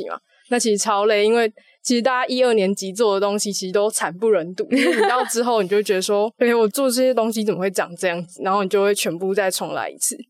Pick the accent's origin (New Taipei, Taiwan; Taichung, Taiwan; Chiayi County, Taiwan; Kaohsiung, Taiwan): Kaohsiung, Taiwan; moved away as an adult; now in Taipei, Taiwan; 我是来自高雄女中。